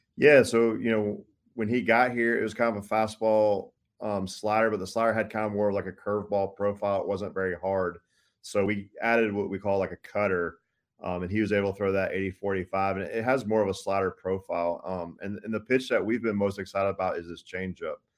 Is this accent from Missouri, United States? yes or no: no; Tallahassee, Florida, United States; growing up in Tallahassee